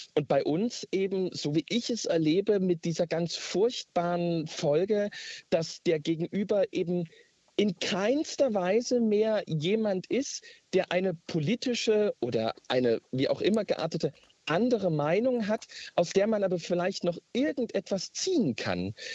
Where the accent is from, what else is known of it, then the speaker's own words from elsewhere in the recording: East Germany, Germany; bei uns in Ostdeutschland